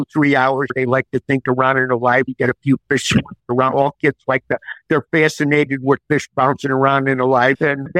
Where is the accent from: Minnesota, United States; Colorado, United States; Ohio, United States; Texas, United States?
Minnesota, United States; Brainerd; my hometown in Brainerd, Minnesota